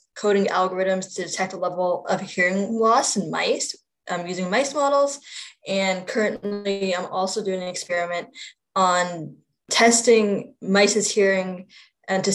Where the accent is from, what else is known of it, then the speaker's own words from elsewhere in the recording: Virginia, United States; I also work in my home state of Virginia